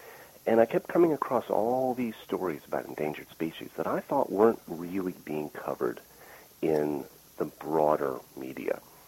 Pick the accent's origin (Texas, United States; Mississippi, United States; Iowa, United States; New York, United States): New York, United States; Buffalo; I grew up outside of Buffalo, not that far from Love Canal.